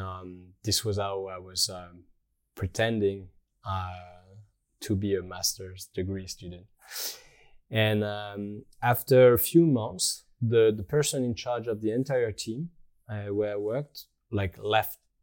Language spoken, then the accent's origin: English; Rennes, Brittany, France; moved away as an adult; also born or lived in Tokyo / Germany / Australia; now in Paris, France; I grew up in Rennes, in, uh, in Brittany